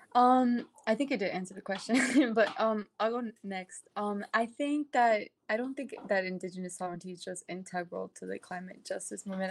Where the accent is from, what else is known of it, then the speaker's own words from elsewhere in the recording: New York City, New York, United States; I was born and raised in Brooklyn.